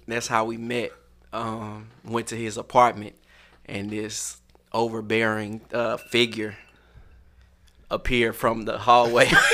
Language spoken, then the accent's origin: English; St. Louis, Missouri, United States; I'm from St. Louis